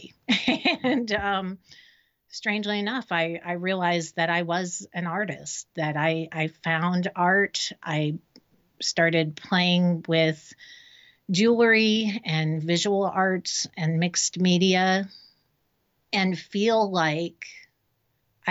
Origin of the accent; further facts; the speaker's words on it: Miami, Florida, United States; moved away as an adult; now in Raleigh, United States; I was born and raised in Miami